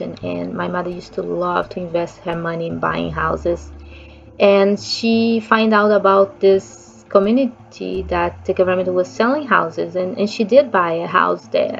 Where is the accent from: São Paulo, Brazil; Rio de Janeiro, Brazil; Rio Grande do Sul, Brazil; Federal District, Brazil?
Rio de Janeiro, Brazil; English is a second language; I'm from Brazil, so I grew up in Rio de Janeiro